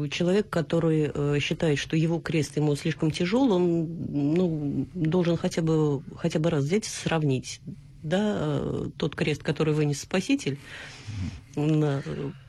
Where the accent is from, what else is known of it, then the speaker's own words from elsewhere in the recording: Tolyatti, Samara Oblast, Russia; Я из Тольятти.